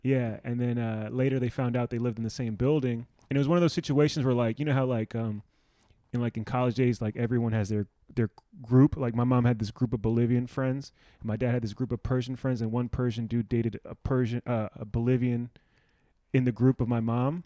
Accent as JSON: {"language": "English", "town": "Silver Spring", "region": "Maryland", "country": "United States", "tie": "born or raised there", "said": "growing up in Silver Spring"}